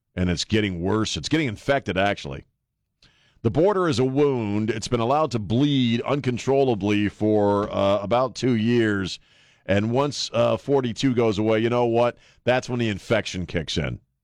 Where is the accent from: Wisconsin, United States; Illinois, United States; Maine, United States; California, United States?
Maine, United States; Bangor; I grew up in Bangor